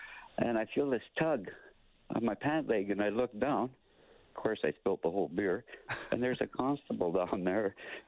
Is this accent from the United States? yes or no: no; Edmonton, Alberta, Canada; now in Kamloops, Canada; I'm from Edmonton.